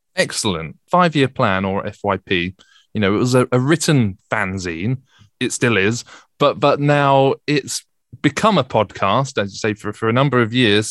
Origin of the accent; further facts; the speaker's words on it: Bromley and Croydon area, London, United Kingdom; moved away as an adult; I grew up in the Bromley and Croydon area